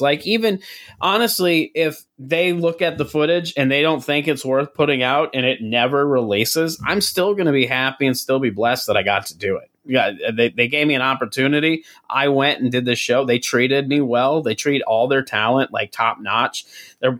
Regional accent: South Dakota, United States; moved away as an adult; also born or lived in San Diego, California; now in St. Paul, United States; when I moved from South Dakota originally

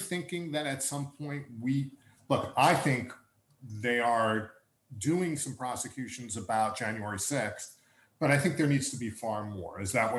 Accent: United States; also born or lived in Brooklyn; I'm an American

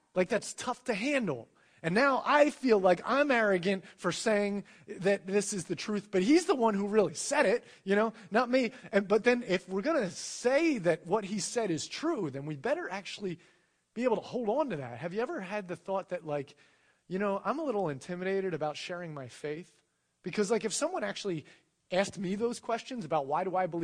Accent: United States; being born into America where the reigning, religion is Christianity

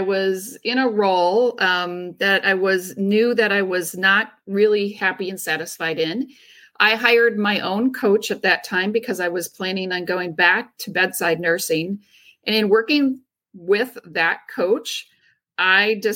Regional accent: Driftless area, Western Wisconsin, United States; I grew up in Western Wisconsin in the Driftless area, in a very small community of about 200 people

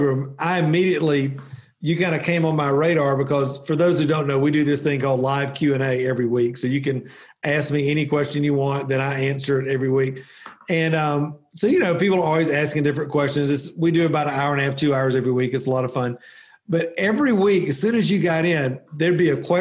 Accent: the South, United States; as a Southerner

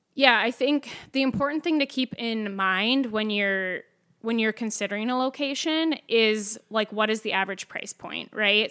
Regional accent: Winthrop, Minnesota, United States; also born or lived in Tracy, Minnesota; I grew up mainly in a small town in Minnesota called Winthrop

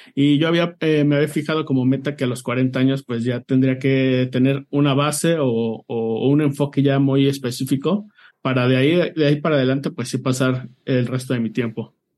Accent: Mexico City, Mexico; soy de la Ciudad de México.

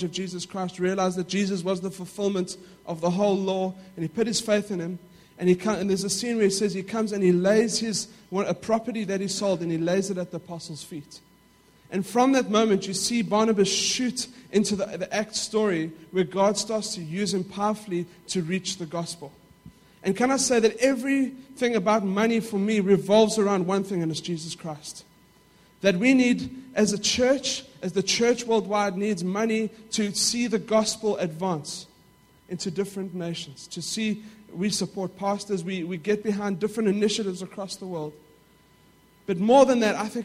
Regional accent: Johannesburg, Gauteng, South Africa; we lived in a middle-class neighborhood in South Africa. Now, I don't know, for those of you who know parts of South Africa, it is the south of Johannesburg

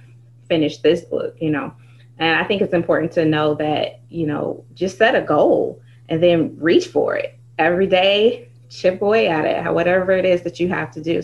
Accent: Michigan, United States; I am from Michigan.

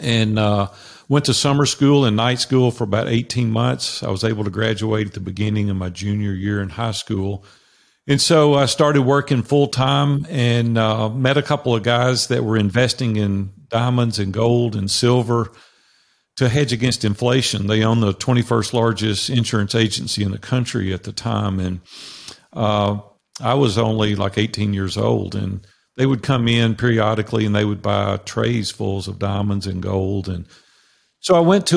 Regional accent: Nashville, Tennessee, United States; I grew up in Nashville, Tennessee, which I currently live

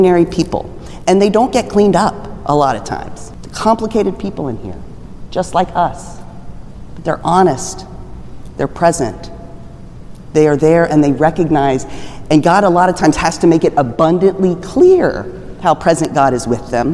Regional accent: Texas, United States; I grew up in Texas

